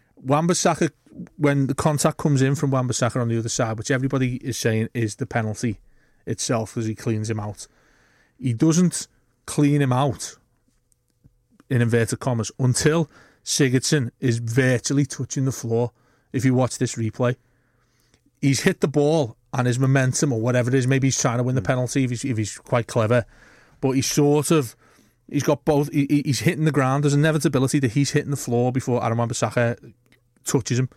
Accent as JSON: {"language": "English", "town": "Bootle", "region": "North West England", "country": "United Kingdom", "tie": "born or raised there"}